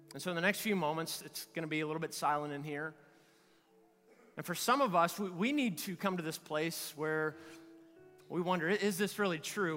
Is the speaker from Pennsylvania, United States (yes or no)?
no; Kentucky, United States; I'm from Kentucky